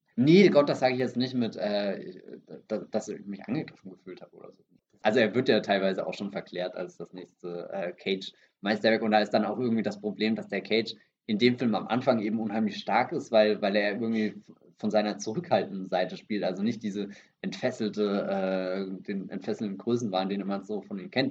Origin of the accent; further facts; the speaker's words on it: Germany; first language German; bei uns in Deutschland